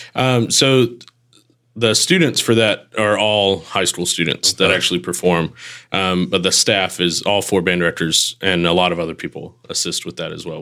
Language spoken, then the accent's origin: English; Texarkana, Texas, United States; also born or lived in Mississippi; now in Hernando, United States; got to make sure Texarkana, Texas, not the Arkansas side